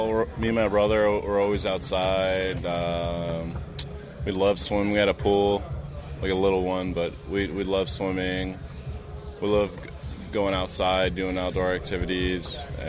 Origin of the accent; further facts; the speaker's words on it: Newark, California, United States; Grew up in Newark. I loved it.